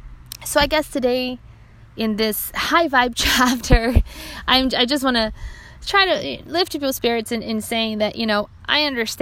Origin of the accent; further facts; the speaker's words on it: Brazil; moved away; they look at me and they see, you know, a white person, and then if I tell them I'm from Brazil, then oh no, then you're not white. No, I didn't cease to be, my blood did not change just because of where I was born.